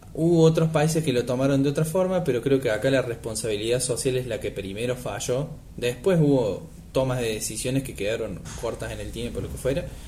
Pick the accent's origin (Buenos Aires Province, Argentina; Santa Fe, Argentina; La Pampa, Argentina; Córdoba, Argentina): Córdoba, Argentina; a town in the interior of; now in Córdoba, Argentina; yo no soy eh, nativo de Córdoba, sino que soy de un pueblo del interior